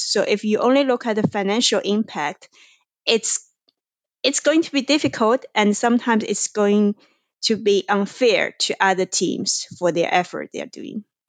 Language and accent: English; China; moved away; I am originally from China.